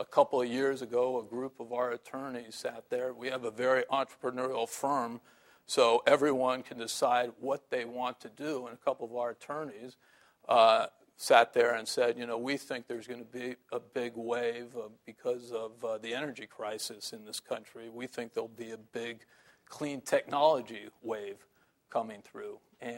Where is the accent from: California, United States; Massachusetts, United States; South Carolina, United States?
California, United States; San Francisco